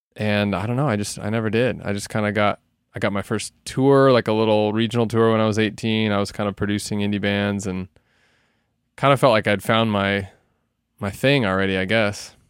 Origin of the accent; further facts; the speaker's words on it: Salem, Oregon, United States; moved away as an adult; also born or lived in Portland, Oregon / Los Angeles; I grew up in Salem, Oregon, which is about an hour south of Portland.